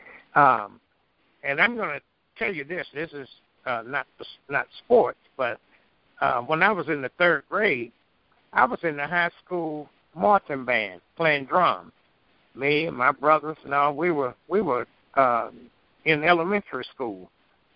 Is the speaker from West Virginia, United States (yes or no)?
no; Picayune, Mississippi, United States; moved away as an adult; also born or lived in San Jose, California; I was born in Picayune, Mississippi, which is which we call on the Gulf Coast in Pearl River County.